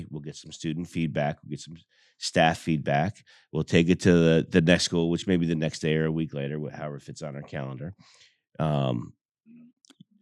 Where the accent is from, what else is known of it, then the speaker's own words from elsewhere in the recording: New Jersey, United States; now in Greenville, South Carolina, United States; I grew up in New Jersey, not West New York